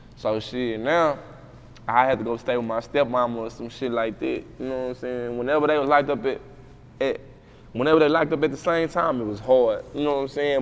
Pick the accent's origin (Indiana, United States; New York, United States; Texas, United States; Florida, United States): Texas, United States; Waco; moved away; Parkside, I'm from Parkside